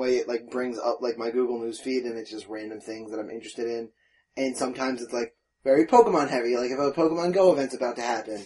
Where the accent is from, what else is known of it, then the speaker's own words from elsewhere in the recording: New Jersey, United States; also born or lived in Pennsylvania / Delaware; I'm from Jersey, right near Pennsylvania.